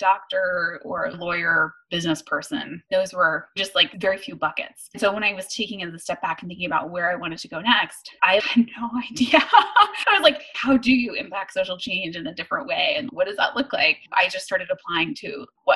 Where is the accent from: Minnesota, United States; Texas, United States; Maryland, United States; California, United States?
Texas, United States; Dallas; I grew up in Dallas